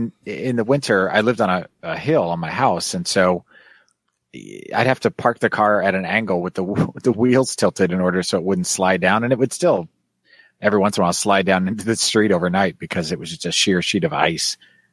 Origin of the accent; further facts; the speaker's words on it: Kansas City, United States; also born or lived in Chicago; now in Houston, United States; Well, I grew up in Kansas City, and we there's a lot of hills there. It's not real flat, at least in Kansas City proper.